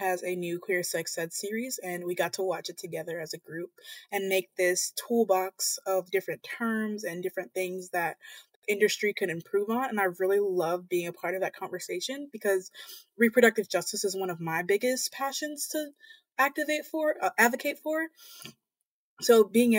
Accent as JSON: {"language": "English", "town": "Montgomery", "region": "Alabama", "country": "United States", "said": "I'm from the Deep South, Montgomery, Alabama"}